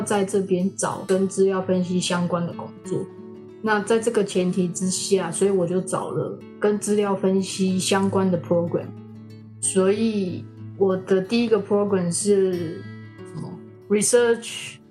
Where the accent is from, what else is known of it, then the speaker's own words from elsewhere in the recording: Taipei, Taiwan; moved away as an adult; now in Toronto, Canada; 我也是台湾人，我是台北人。 然后我现在也在加拿大，在多伦多念书。我，我比较老了一点，我已经三十二岁。虽然我三十二岁，但是我还是学生